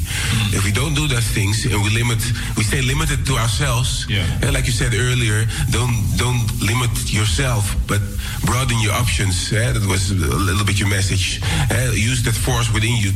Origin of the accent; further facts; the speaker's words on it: Amsterdam, North Holland, Netherlands; I was raised here in Amsterdam Southeast, and it's a melting pot of cultures